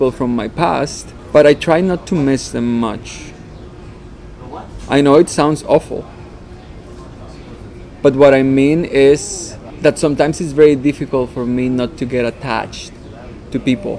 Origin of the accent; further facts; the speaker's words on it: Mexico; English is a second language; moved away as an adult; now in Toronto, Canada; I grew up in Mexico.